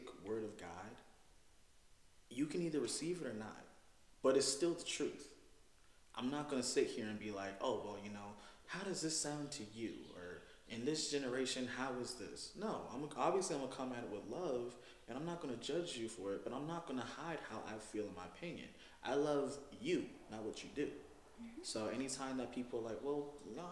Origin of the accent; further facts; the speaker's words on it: Virginia, United States; I'm from Virginia